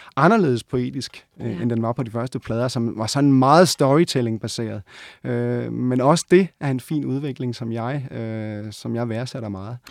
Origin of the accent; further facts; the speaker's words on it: Odense, Southern Denmark, Denmark; moved away; also born or lived in Copenhagen; lige da jeg var flyttet til København. Jeg var fra Odense.